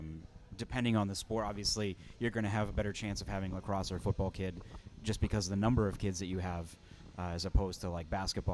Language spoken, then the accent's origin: English; Nashua, New Hampshire, United States; growing up in Nashua